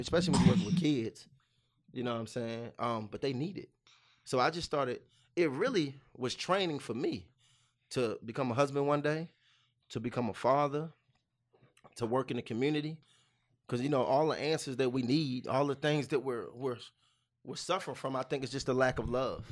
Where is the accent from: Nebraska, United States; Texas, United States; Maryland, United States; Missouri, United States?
Maryland, United States; Baltimore; moved away; I'm from Baltimore, Maryland